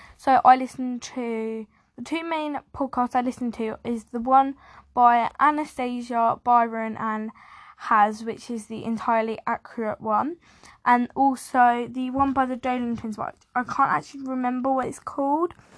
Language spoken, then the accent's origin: English; England, United Kingdom; I'm from England, UK